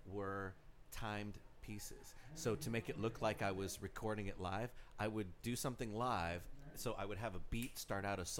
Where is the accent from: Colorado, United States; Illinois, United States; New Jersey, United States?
Colorado, United States; I'm from Colorado